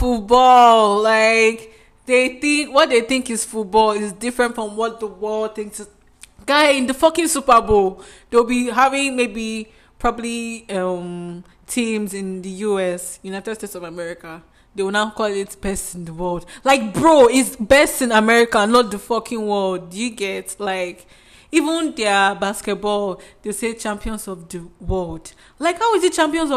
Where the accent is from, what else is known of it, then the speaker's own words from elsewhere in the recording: Nigeria; I'm Nigerian